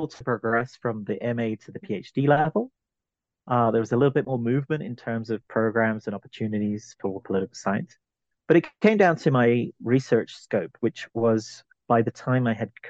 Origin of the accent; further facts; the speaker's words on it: London, United Kingdom; now in Arizona, United States; I was born in London, in England. I'm originally from the British Isles